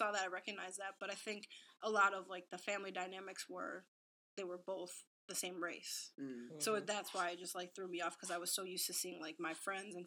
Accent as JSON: {"language": "English", "town": "Waukegan", "region": "Illinois", "country": "United States", "tie": "born or raised there", "also_born_or_lived": "Lindenhurst, Illinois", "said": "I grew up in Waukegan, Illinois, so at least for the first 10 years of my life"}